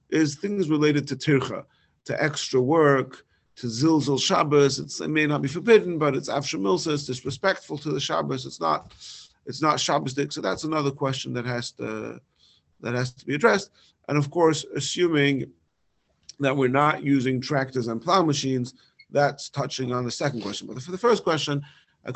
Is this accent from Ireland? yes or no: no; London, United Kingdom; moved away; in my hometown in London